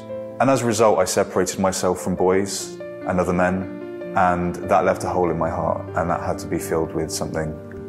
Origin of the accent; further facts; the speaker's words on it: Devon, South West England, United Kingdom; I'm 29 years old and I'm from Devon.